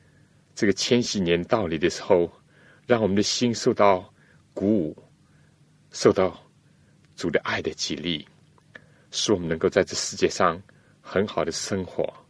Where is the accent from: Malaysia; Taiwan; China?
China; 我们中国人呢，都喜欢选择一个吉利的日子来举行婚礼。